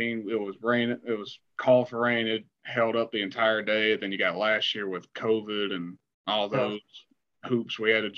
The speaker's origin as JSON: {"language": "English", "town": "Kershaw", "region": "South Carolina", "country": "United States", "tie": "born or raised there", "said": "my hometown of Kershaw. We got to play at Andrew Jackson High School, you know, my old stomping grounds"}